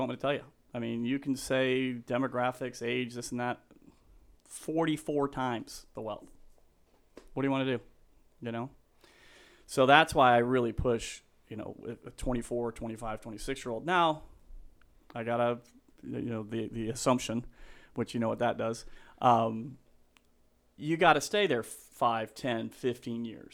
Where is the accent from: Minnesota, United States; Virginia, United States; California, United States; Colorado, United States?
Colorado, United States; Denver; I'm from Denver, Colorado